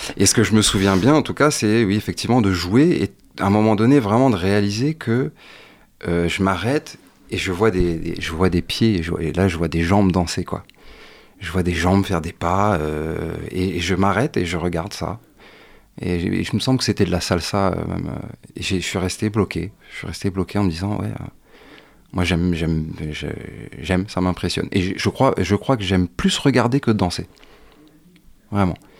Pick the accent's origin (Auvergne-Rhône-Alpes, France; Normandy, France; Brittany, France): Brittany, France; Morlaix; moved away as an adult; also born or lived in Guadeloupe; Je suis né dans le Finistère, à Morlaix précisément